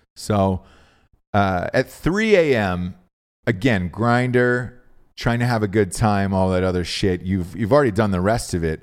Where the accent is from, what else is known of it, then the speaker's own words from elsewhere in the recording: Georgia, United States; I'm from Georgia.